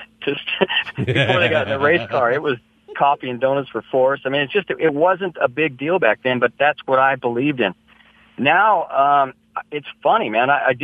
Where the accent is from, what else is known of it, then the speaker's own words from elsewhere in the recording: San Luis Obispo, California, United States; out in the hills where I grew up in San Luis Obispo